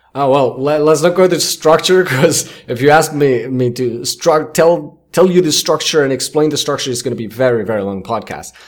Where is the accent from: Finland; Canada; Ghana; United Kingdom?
Finland; first language Finnish; English is a second language; in Finnish, which is my native language